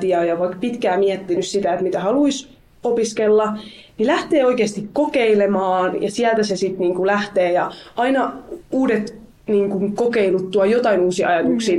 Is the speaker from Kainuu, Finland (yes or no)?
no; Helsinki, Uusimaa, Finland; mä itse siis Helsingistä kotoisin